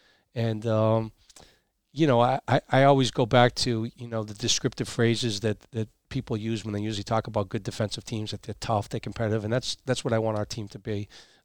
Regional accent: Massachusetts, United States; And from a personal standpoint, I grew up in Massachusetts. My whole family is still there.

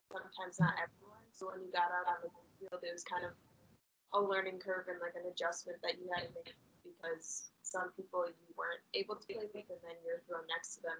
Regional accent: New Berlin, Wisconsin, United States; I'm from New Berlin, Wisconsin

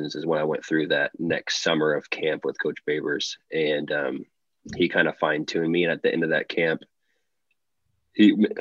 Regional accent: Charleston, Illinois, United States; moved away as an adult; growing up in Charleston

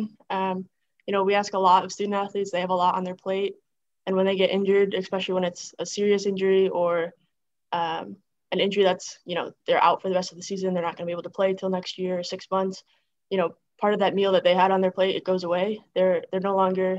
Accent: Greenwich, New York, United States; moved away; I loved growing up in a small town.

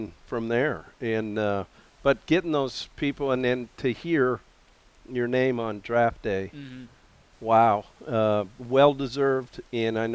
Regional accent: Missoula, Montana, United States; moved away; my hometown of Missoula, Montana

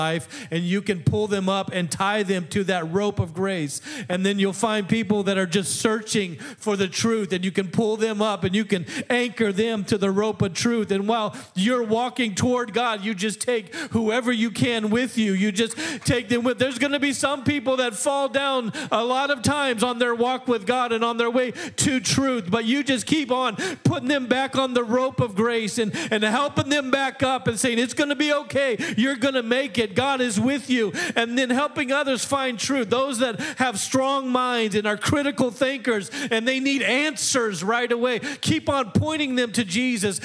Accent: Midwest, United States; I'm from the Midwest.

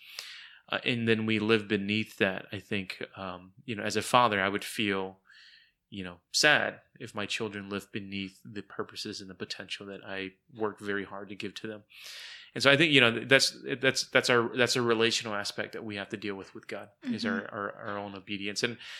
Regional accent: United States; born there; I mean, for goodness sakes, I was the first born in America. I was born in 1979 in America.

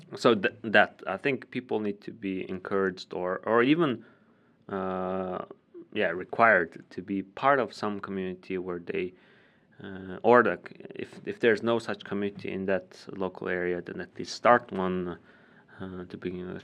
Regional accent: Ulaanbaatar, Mongolia; moved away; I was born and raised in Ulaanbaatar

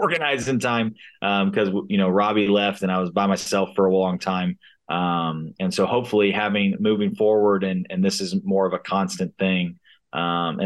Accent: Cincinnati, Ohio, United States; moved away as an adult; now in Wichita, United States; I'm from Cincinnati

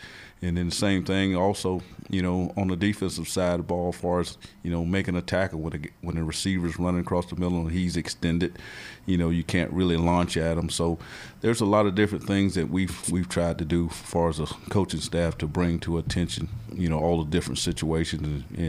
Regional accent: Florida, United States; You know, I'm from Florida, so I like being on the grass, you know.

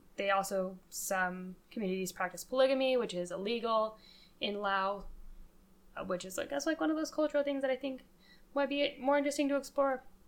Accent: Colorado, United States; moved away; I'm from Colorado.

